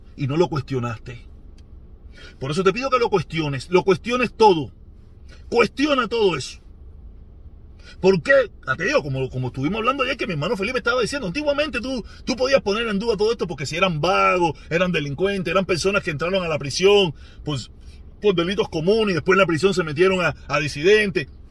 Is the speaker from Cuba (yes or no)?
yes; Cuba